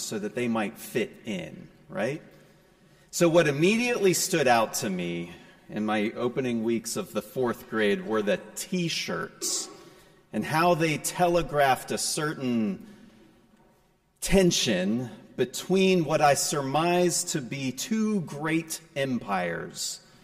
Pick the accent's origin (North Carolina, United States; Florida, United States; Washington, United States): North Carolina, United States; Raleigh; also born or lived in New Jersey; In the summer of 1987, I moved from New Jersey to Raleigh, just in time to enter the fourth grade.